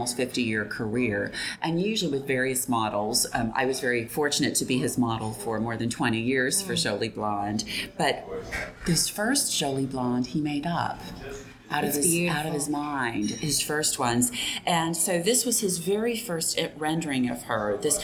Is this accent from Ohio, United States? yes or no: no; Fort Walton Beach, Florida, United States; moved away; I grew up in Fort Walton Beach, so to be able to come back here